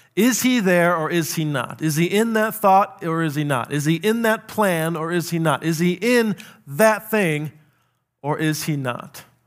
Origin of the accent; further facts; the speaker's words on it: South Dakota, United States; I grew up in South Dakota.